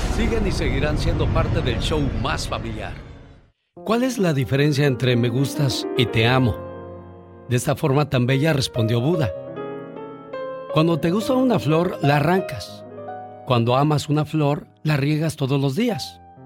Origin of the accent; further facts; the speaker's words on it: Namiquipa, Chihuahua, Mexico; moved away; un día salí de Namiquipa, Chihuahua. Pero Namiquipa, Chihuahua nunca salió de mí.